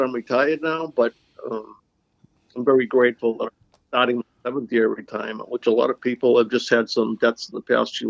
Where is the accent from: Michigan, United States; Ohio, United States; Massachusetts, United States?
Massachusetts, United States; Boston; So I grew up in the Dorchester part of Boston, you know, city kid